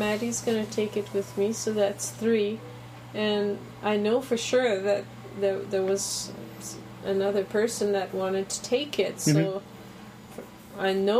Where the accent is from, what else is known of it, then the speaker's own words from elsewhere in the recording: Canada; I'm from Canada.